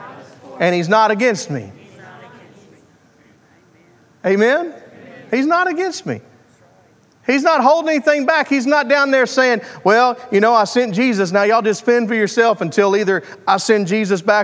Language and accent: English; Arkansas, United States; I am from Arkansas